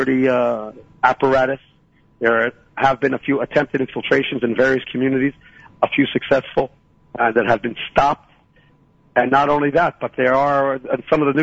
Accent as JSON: {"language": "English", "town": "Philadelphia", "region": "Pennsylvania", "country": "United States", "tie": "born or raised there", "moved": "yes", "lives_now": "Shiloh, Israel", "said": "I was born in Philadelphia, and I made Aliyah in 1978"}